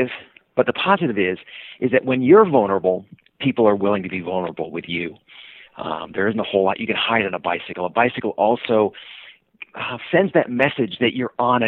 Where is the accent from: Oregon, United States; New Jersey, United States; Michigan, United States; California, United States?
California, United States; Sacramento; moved away as an adult; now in Seattle, United States; I was born in Sacramento, California, moved up to Seattle